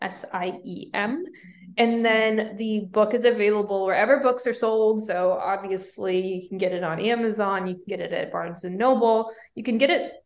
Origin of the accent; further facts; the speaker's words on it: Reno, Nevada, United States; moved away as an adult; also born or lived in New York City; my hometown is in Reno, Nevada